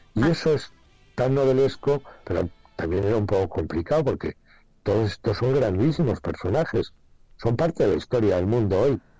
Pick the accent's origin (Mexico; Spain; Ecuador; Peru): Spain; quiénes somos los españoles